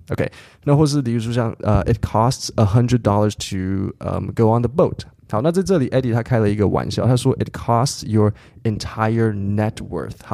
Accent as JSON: {"language": "English", "region": "Taipei", "country": "Taiwan", "tie": "born or raised there", "said": "I grew up in Taipei"}